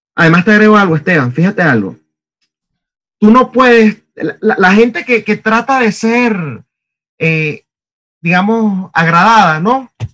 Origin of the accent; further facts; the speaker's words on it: Venezuela; moved away; venimos de Venezuela